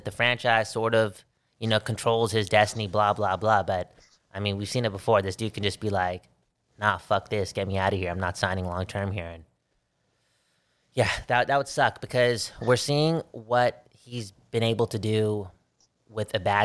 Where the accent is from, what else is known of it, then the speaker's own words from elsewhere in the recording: Vancouver, British Columbia, Canada; we're from Vancouver